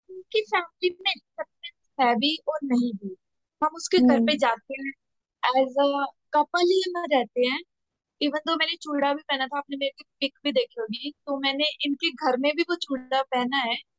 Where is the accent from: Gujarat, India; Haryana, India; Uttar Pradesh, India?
Haryana, India; moved away; मैं हरियाणा से बिलोंग करती